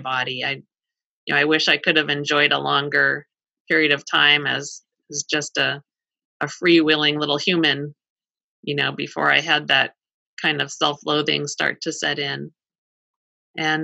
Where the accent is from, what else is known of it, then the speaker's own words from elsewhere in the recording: Colorado, United States; I grew up in Colorado